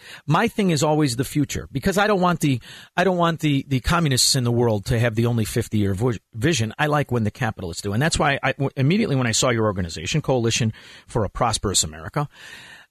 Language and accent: English; Chicago, Illinois, United States; I'm from Chicago. I'm from Chicago